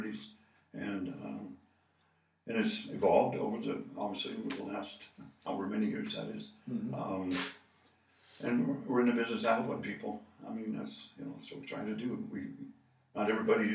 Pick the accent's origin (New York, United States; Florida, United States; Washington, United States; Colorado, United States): Colorado, United States; Boulder; moved away; I grew up in Boulder